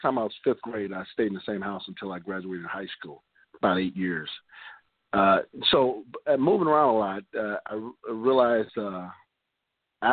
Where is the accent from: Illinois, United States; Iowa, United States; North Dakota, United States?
Illinois, United States; Chicago; also born or lived in Florida; I was born in Florida, and at the age of one, I was here in Chicago with my parents and grew up here